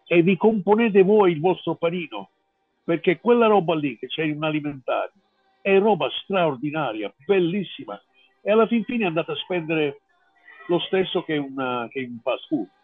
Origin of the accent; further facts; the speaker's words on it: United States; now in Italy; io sono statunitense, sono americano